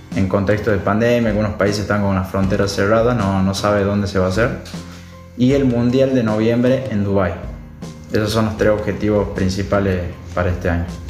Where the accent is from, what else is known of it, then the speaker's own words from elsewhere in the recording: Tucumán, Argentina; soy el único tucumano